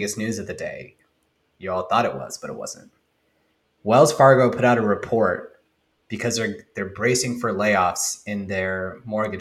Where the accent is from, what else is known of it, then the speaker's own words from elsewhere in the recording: India; I'm Indian